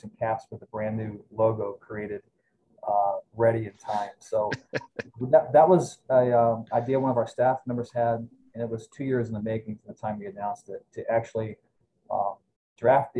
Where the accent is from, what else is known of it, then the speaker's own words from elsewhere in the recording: Cleveland, Ohio, United States; now in Lehigh Valley, United States; I'm from Ohio originally, near Cleveland